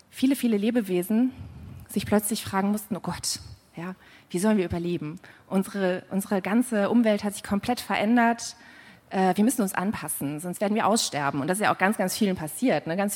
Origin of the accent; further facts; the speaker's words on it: North Rhine-Westphalia, Germany; Das heißt, ich komme hier aus der Gegend. Äh, ich bin in der Nähe von Mönchengladbach groß geworden